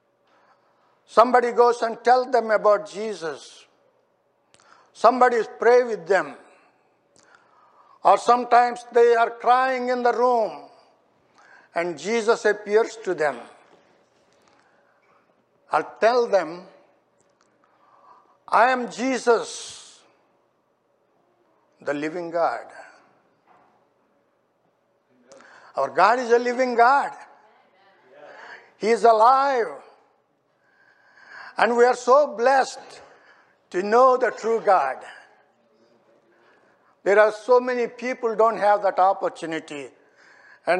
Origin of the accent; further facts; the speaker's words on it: India; moved away; I was born and raised in India.